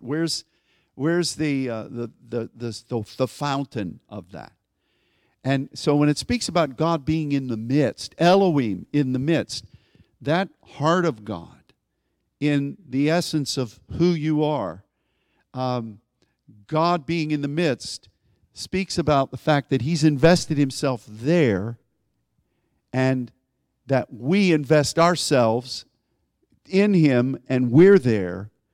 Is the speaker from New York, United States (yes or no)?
no; Pittsburgh, Pennsylvania, United States; where I grew up in Pittsburgh